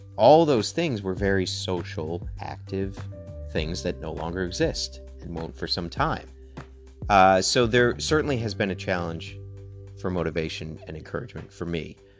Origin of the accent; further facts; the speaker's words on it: Connecticut, United States; the kind of small town that we grew up in in Connecticut